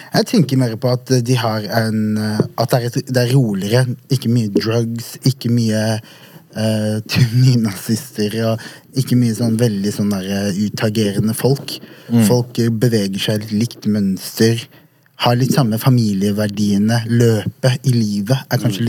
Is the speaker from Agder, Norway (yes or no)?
yes; Vegårshei, Agder, Norway; moved away; Jeg er oppvokst på et bitte lite sted på Sørlandet som heter Vegårshei.